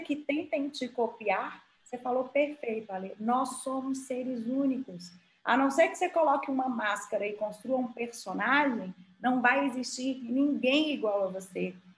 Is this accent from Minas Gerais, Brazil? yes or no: yes; Montes Claros, Minas Gerais, Brazil; moved away as an adult; also born or lived in Belo Horizonte; saí de Montes Claros, estudei em Belo Horizonte